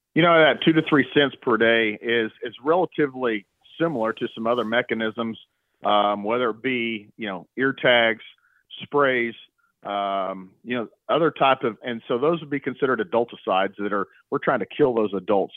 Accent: Stillwater, Oklahoma, United States; I was born and raised in Stillwater, Oklahoma

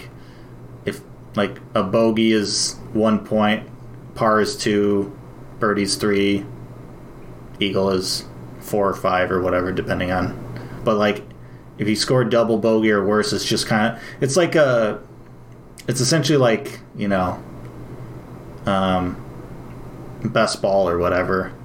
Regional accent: Wisconsin, United States; grew up in Wisconsin

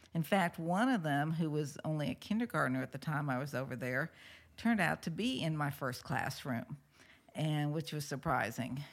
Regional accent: St. Louis, Missouri, United States; moved away; I was from Saint Louis

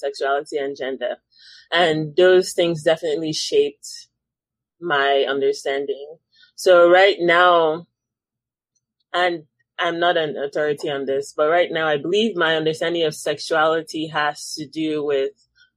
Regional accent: Nigeria; moved away as an adult; now in United States; growing up in Nigeria

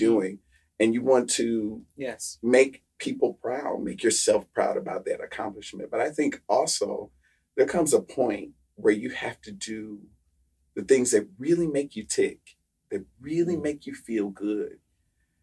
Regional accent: Midwest, United States; moved away as an adult; now in Philadelphia, United States; I'm from the Midwest

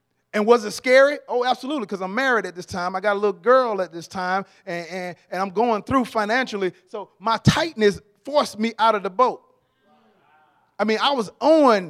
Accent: Atlanta, Georgia, United States; I'm from Atlanta, born and raised in Atlanta

